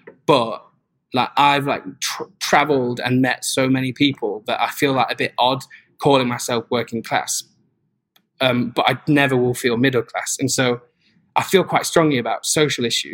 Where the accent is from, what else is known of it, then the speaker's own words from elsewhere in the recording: Newark-on-Trent, East Midlands, United Kingdom; my hometown is called Newark-on-Trent